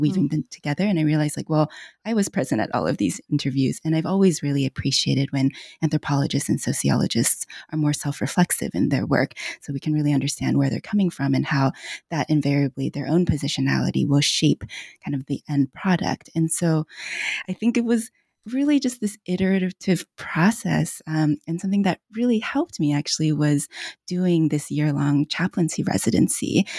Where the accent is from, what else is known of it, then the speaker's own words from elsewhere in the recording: United States; also born or lived in China; I'm Chinese American, came to this country when I was about four years old